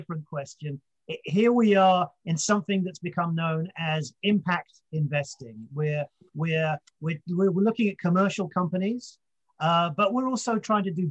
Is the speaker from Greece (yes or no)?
no; United Kingdom; I'm British.